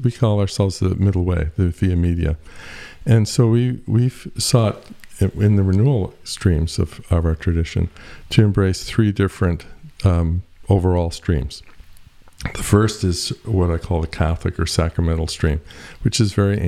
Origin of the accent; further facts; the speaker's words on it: Eastern Canada, Canada; I come from Eastern Canada, eh?